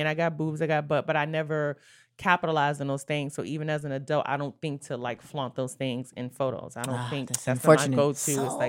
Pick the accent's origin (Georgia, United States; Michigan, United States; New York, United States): New York, United States; New York City; Brooklyn, New York. Born and raised.